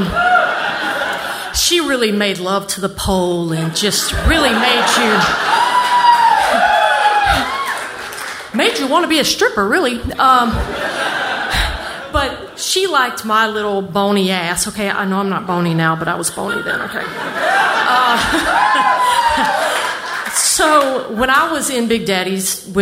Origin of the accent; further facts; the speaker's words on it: New Orleans, Louisiana, United States; I grew up in New Orleans